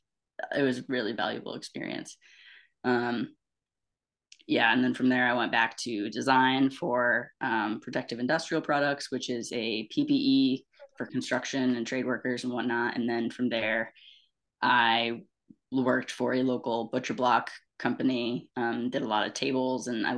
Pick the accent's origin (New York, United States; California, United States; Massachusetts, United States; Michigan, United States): New York, United States; Cambridge; also born or lived in Amsterdam, New York; I moved to my hometown, Cambridge, when I was still just a wee tot. And so I lived in Cambridge my whole life, very rural, upstate little town